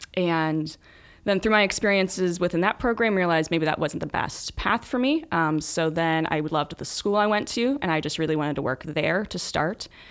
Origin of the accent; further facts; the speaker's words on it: Newark, Ohio, United States; I'm from Newark